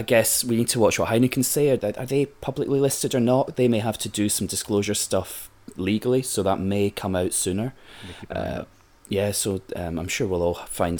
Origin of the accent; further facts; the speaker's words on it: Glasgow, Scotland, United Kingdom; I'm from Glasgow